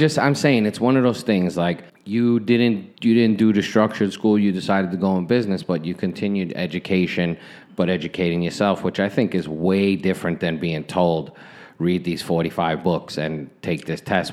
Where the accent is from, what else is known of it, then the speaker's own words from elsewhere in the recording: New York City, New York, United States; where I grew up in Brooklyn. It was Flatbush